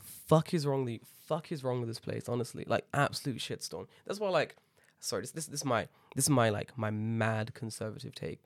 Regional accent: London, United Kingdom; moved away as an adult; now in Japan; growing up in Tottenham, you grow up with, like, an edge

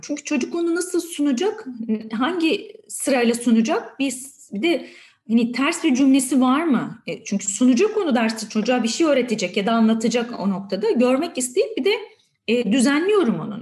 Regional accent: Edirne, Turkey; moved away as an adult; now in Istanbul, Turkey; Aslında Edirneliyim.

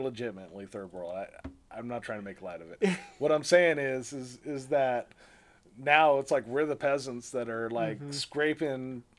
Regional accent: California, United States; moved away as an adult; also born or lived in San Diego; now in Virginia, United States; I grew up in California

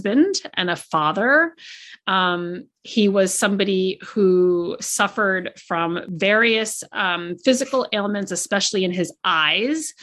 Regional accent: United States; I'm an American

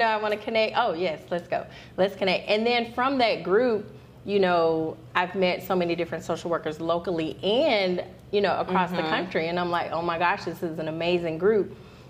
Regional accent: Alabama, United States; And I'm Alabama.

